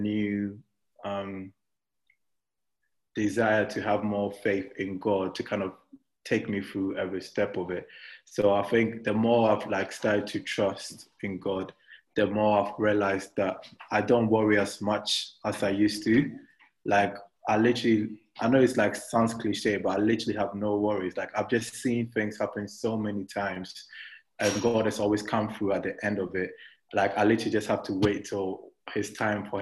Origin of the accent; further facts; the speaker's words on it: Ghana; moved away as an adult; now in London, United Kingdom; I was born and raised in Ghana till I was 18. Then I joined my family here